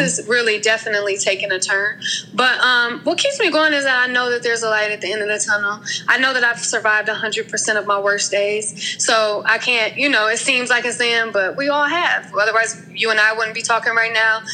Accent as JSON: {"language": "English", "town": "Milwaukee", "region": "Wisconsin", "country": "United States", "tie": "born or raised there", "also_born_or_lived": "Atlanta, Georgia / Maryland", "moved": "as an adult", "said": "I am from um, Milwaukee, Wisconsin. I was born and raised there. I Lived there for 30 years"}